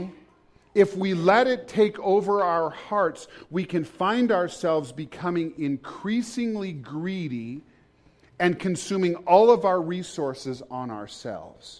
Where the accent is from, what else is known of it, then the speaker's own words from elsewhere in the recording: United States; as an American I live with every day